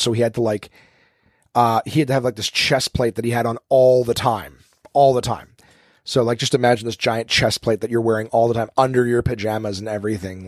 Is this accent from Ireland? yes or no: no; Canada; now in Ottawa, Canada; I'm Canadian, coming at you live from the capital of the country.